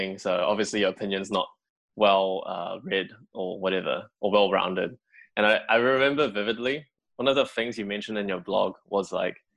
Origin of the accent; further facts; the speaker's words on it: New Zealand; growing up in New Zealand